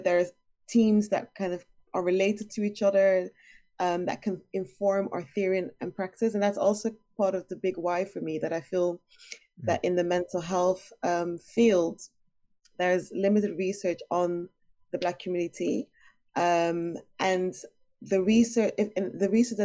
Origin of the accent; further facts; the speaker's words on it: Rotterdam, South Holland, Netherlands; I grew up basically in Rotterdam